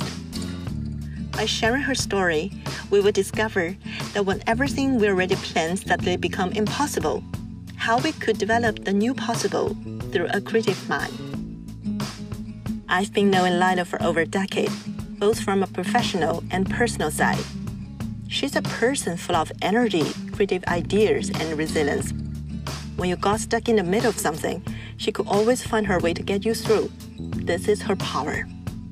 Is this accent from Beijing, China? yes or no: no; Xi'an, Shaanxi, China; now in Boston, United States; they're from a very old city named Xi'an, where I was born.